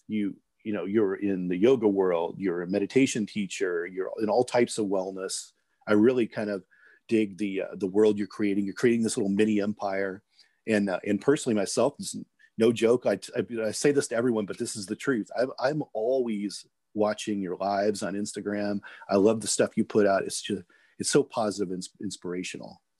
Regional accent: Midwest, United States; moved away; also born or lived in California; I grew up in the Midwest

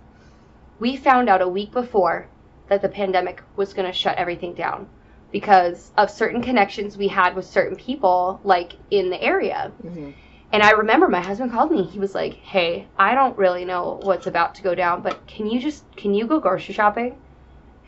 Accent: Wisconsin, United States; moved away; I'm from Wisconsin

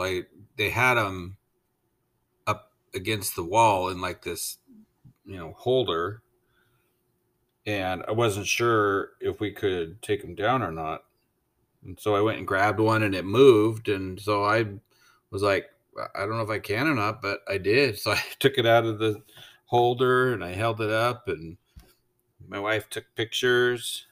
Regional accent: United States

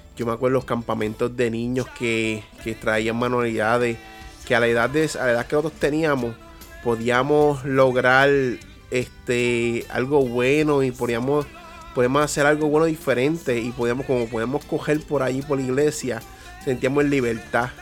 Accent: Peñuelas, Puerto Rico; also born or lived in Yauco, Puerto Rico; Pues yo nací en Yauco, Puerto Rico, y mi crianza fue en Peñuelas, en un sector llamado La Moca

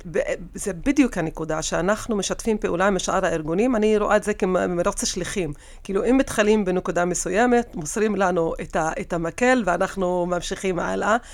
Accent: Tira, Central District, Israel; תושבת טירה. האמת שנולדתי בטירה ואני עד, עד עכשיו, אה, גרה בטירה

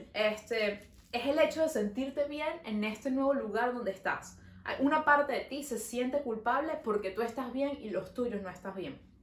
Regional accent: Venezuela; now in Montreal, Canada

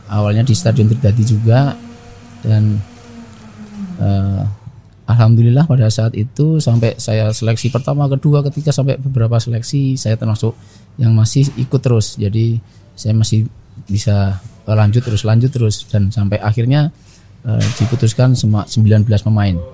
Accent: Kulon Progo, Special Region of Yogyakarta, Indonesia; awal karir saya di bisa bergabung dengan PSS Sleman yang mulanya memang dari saya asli Kulon Progo

